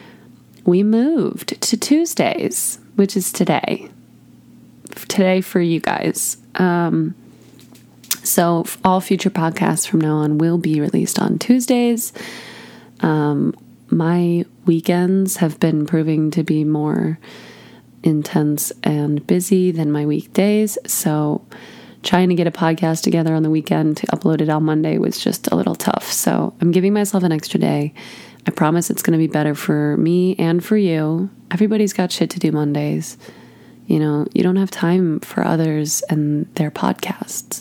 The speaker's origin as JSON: {"language": "English", "town": "Chicago", "region": "Illinois", "country": "United States", "tie": "born or raised there", "said": "I'm from Chicago myself"}